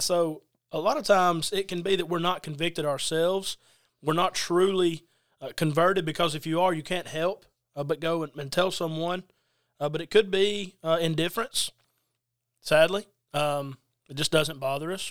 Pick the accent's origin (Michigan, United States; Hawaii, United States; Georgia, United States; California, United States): Georgia, United States; Adairsville; now in Quitman, United States; I'm originally from Adairsville, Georgia, currently in Quitman, Georgia